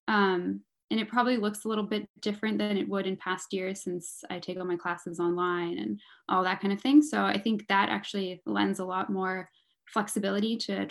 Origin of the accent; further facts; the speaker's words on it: Mountain View, California, United States; I'm from the Bay Area. I grew up in Mountain View, California, which is, you know, like 45 minutes south of San Francisco